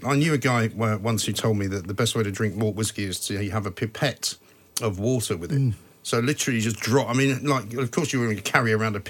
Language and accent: English; London, United Kingdom; born there; Now, I was born in London, but both my parents are from Scotland.